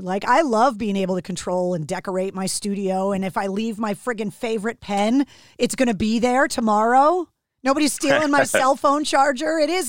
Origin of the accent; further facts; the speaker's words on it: Northeast, United States; growing up on the East Coast, it took me traveling to the West Coast to understand why your music sounded the way that it did.